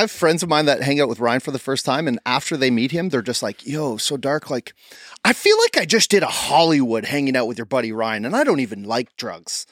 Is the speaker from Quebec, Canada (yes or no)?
no; Ottawa, Ontario, Canada; growing up in Ottawa like us